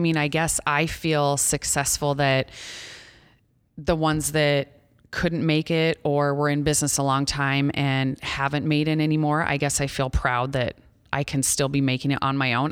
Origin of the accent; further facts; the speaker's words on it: Ida Grove, Iowa, United States; also born or lived in Storm Lake, Iowa; I grew up in Ida Grove. a small town of about two thousand people.